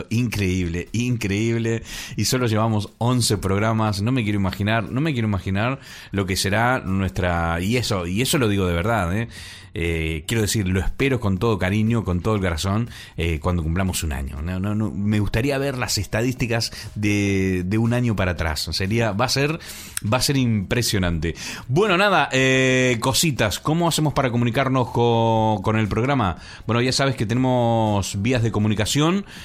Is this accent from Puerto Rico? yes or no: no; Chile; Pues ya tienes uno aquí que, no es argentino, soy chileno español, ya lo sabes.